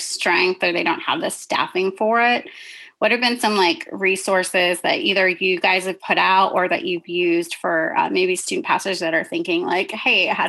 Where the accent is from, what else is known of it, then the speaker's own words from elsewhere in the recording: California, United States; now in Michigan, United States; I'm from California